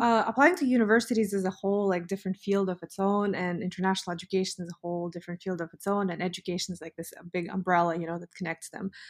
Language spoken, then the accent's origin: English; Almaty, Kazakhstan; now in United States; I grew up in Almaty. I'm an Almaty girl.